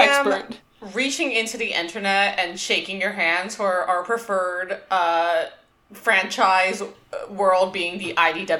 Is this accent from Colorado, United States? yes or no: no; Westchester, New York, United States; I grew up in Westchester, New York, which is a county just sort of directly north of New York City.